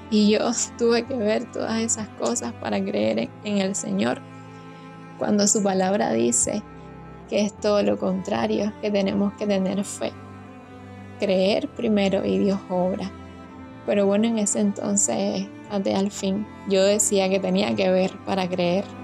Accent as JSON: {"language": "Spanish", "region": "Havana", "country": "Cuba", "said": "Soy de La Habana, Cuba."}